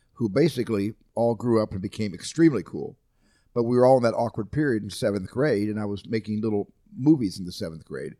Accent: Phoenix, Arizona, United States; also born or lived in Haddon Township, New Jersey; What I consider to be my ancestral home is Scottsdale, Phoenix, Arizona

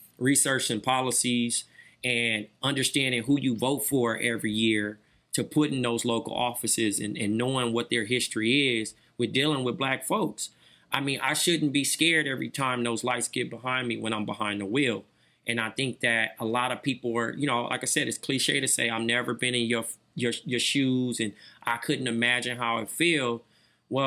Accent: Compton, California, United States; I'm from Compton

